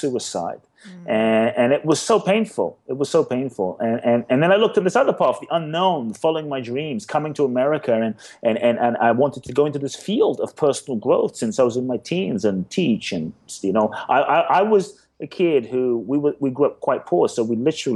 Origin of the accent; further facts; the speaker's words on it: London, United Kingdom; moved away as an adult; also born or lived in Ghana; now in Los Angeles, United States; I was born in Ghana, West Africa. My father's from Ghana. My mother's Japanese. I grew up in London. I live in LA now.